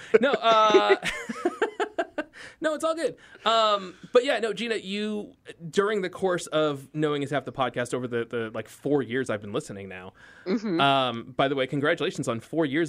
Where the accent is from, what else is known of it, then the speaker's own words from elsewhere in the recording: East Coast, United States; And I did grow up on the East Coast